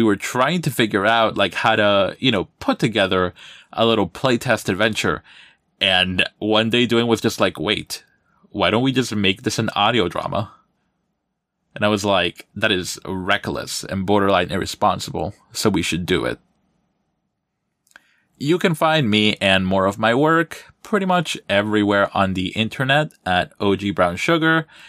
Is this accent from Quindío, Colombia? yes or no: yes; Armenia, Quindío, Colombia; now in New Jersey, United States; I'm originally from Armenia, Quindío, in Colombia, but for the past 20 years or so, I've been living out here in North Jersey.